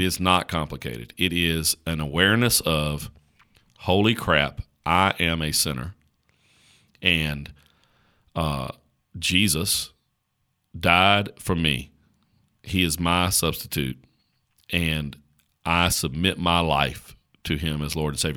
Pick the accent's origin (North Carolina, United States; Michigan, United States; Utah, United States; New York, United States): North Carolina, United States; Caswell County; accent: slow drawl; I grew up in Caswell County, North Carolina